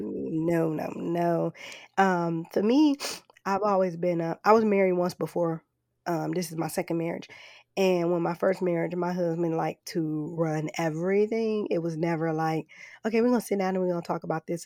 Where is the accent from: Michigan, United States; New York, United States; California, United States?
Michigan, United States; Flint; moved away; growing up in Flint